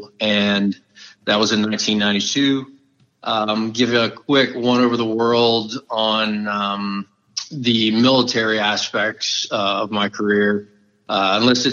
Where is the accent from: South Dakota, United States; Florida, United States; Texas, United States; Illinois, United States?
Florida, United States; South; moved away as an adult; Tom and I grew up down in South Florida